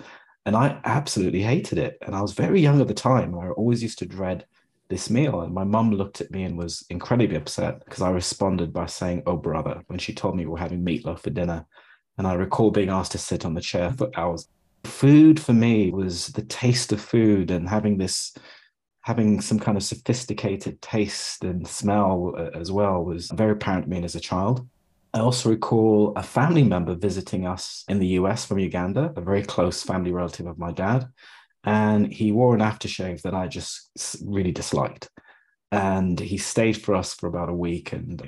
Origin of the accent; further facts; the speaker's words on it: Pittsburgh, Pennsylvania, United States; I grew up in Pittsburgh in the US